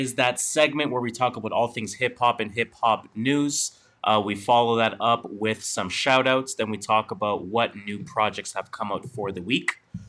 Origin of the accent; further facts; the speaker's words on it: Canada; because we're Canadian, so why not?